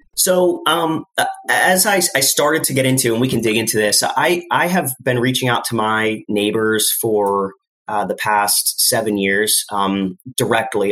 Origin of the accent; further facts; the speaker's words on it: Lehigh Valley, Pennsylvania, United States; I was born in the Lehigh Valley